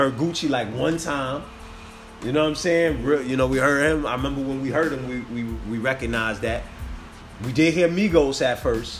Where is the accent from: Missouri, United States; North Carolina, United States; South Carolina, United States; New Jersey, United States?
New Jersey, United States; I'm from Jersey City now.